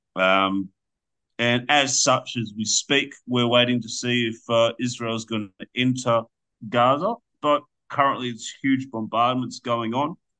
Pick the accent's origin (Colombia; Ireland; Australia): Australia; as an Australian that you know, I own the I own the deed to my house